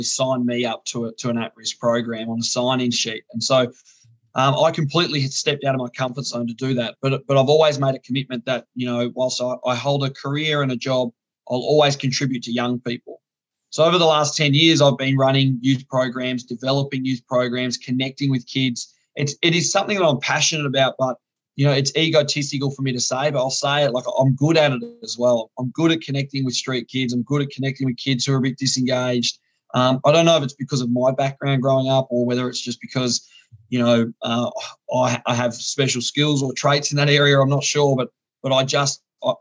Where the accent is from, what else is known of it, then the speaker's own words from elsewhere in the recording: northern Tasmania, Australia; So I'm from Tasmania. For those of you who don't know, that tiny little apple isle at the bottom of Australia. I grew up in the north of the state.